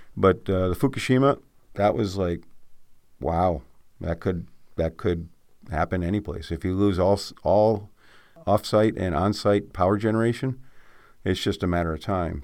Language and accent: English; Adirondacks, New York, United States; I grew up in the Adirondacks